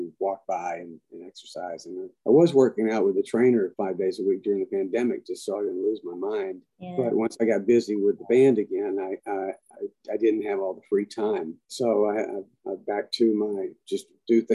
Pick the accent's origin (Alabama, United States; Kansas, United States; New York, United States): Alabama, United States; Montgomery; moved away as an adult; also born or lived in Prattville, Alabama / Nashville, Tennessee; born in Montgomery, Alabama, and when I was 2, we moved to Prattville, Alabama, which is the county just north, and then we moved back in 1965, 66, something like that, when I started junior high school, we moved back to Montgomery.